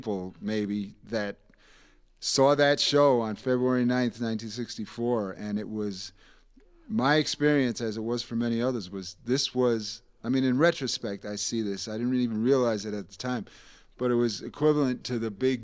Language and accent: English; New York, United States; There was a day camp nearby where I grew up in New York